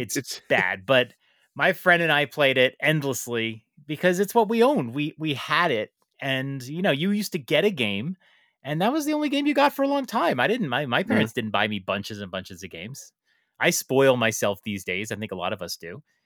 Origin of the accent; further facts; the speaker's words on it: New York City, New York, United States; as a New Yorker